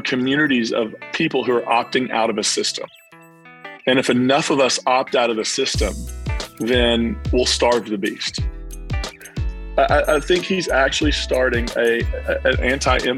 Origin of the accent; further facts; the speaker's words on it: Williamson, West Virginia, United States; also born or lived in Belfry, Kentucky; now in Nashville, United States; I'm originally from the East Kentucky, West Virginia border area of Williamson, West Virginia, Belfry, Kentucky.